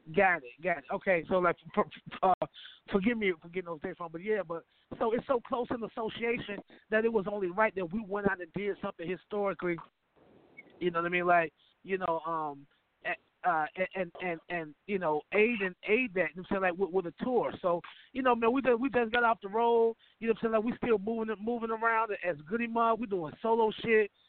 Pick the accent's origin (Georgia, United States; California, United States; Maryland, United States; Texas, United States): Georgia, United States; Atlanta; I come from Atlanta, Georgia